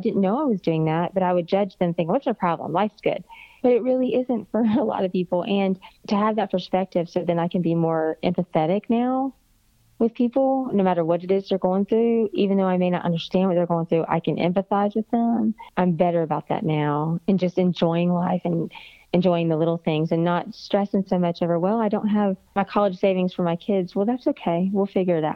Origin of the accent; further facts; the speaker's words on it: Florida, United States; moved away as an adult; now in Alabama, United States; I'm from Florida and I thought I was coming up here to Alabama, which was north to me